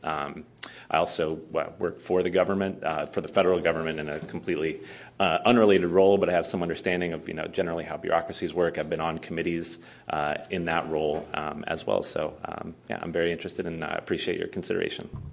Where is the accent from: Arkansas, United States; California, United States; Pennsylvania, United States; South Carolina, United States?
California, United States; San Diego; moved away as an adult; now in San Francisco, United States; I'm actually originally from Southern California. I'm from the San Diego area.